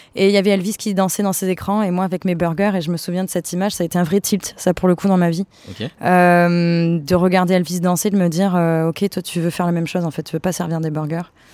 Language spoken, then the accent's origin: French; Avignon, Provence-Alpes-Côte d'Azur, France; je viens d'Avignon